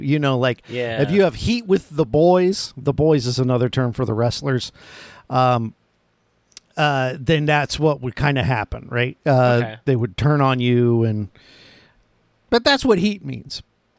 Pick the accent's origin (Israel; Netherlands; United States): United States; Florida; I'm from Florida.